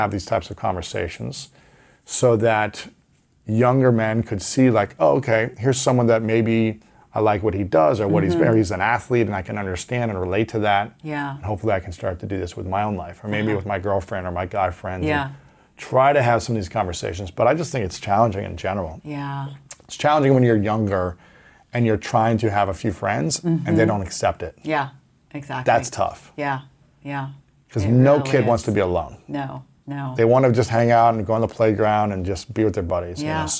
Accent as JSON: {"language": "English", "region": "Ohio", "country": "United States", "tie": "born or raised there", "said": "especially as an athlete growing up in Ohio."}